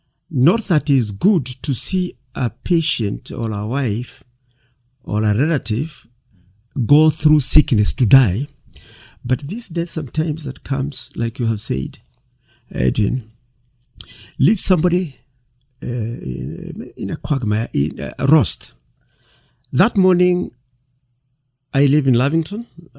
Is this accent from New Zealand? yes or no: no; Kikuyu, Kiambu County, Kenya; I come from Kikuyu in Kiambu County, but work in the Westlands.